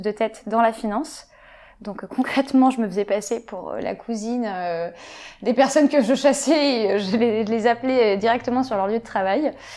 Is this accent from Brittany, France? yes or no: no; Paris, Île-de-France, France; also born or lived in London; j'ai grandi sur Paris